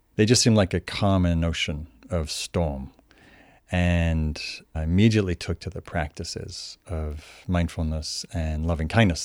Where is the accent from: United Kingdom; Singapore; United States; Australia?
United Kingdom; Newcastle upon Tyne, North East England; moved away; also born or lived in London; I grew up in Northern England, in a place called Newcastle.